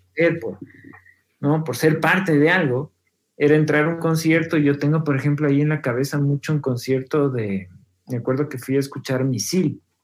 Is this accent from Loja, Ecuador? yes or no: no; Quito, Pichincha, Ecuador; yo como quiteño